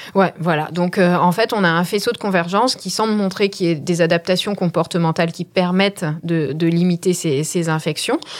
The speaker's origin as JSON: {"language": "French", "country": "France", "said": "en tant que Français"}